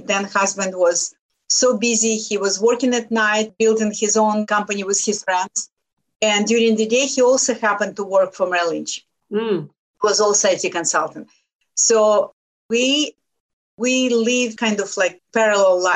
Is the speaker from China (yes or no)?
no; Lithuania; English is a second language; moved away as an adult; now in United States; I came from Lithuania